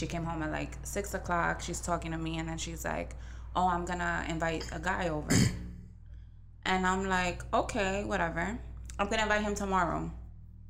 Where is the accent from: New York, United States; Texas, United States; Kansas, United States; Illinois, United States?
New York, United States; New York City; I grew up in the Bronx